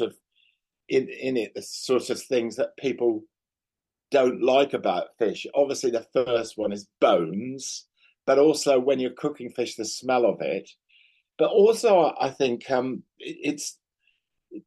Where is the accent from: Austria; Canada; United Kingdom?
United Kingdom; back home in the UK.